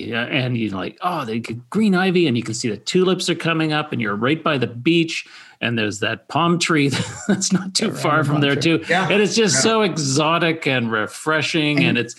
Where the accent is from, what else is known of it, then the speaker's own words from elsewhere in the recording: Calgary, Alberta, Canada; now in Vancouver, Canada; I'm a transplant from Calgary, and you know, after you've done a couple of winters in Calgary, you sort of long for a nice trip out to Vancouver.